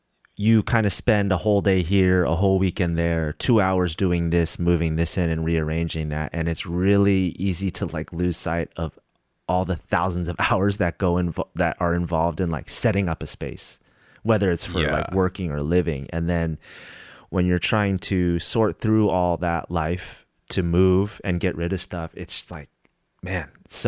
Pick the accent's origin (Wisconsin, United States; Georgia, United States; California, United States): California, United States; Santa Rosa; moved back to my hometown of Santa Rosa mm-hmm. in Northern California